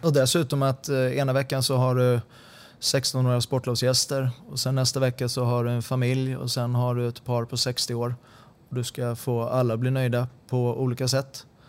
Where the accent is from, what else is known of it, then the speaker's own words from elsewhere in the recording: Sundbyberg, Stockholm County, Sweden; moved away as an adult; also born or lived in Solna; now in Helsingborg, Sweden; Jag eh, är uppvuxen på Kavaljersbacken 10